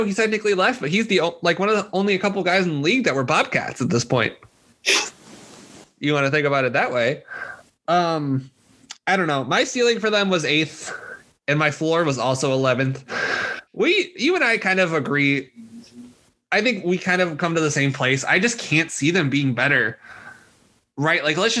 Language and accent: English; Chicago, Illinois, United States; the Chicago Bulls, my hometown team.